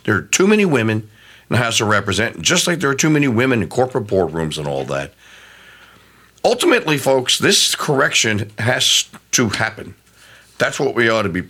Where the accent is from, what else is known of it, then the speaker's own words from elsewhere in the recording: Louisiana, United States; my home state of Louisiana